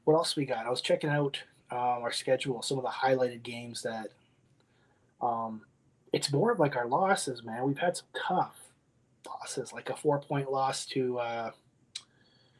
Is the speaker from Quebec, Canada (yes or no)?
no; Windsor, Ontario, Canada; I'm from Windsor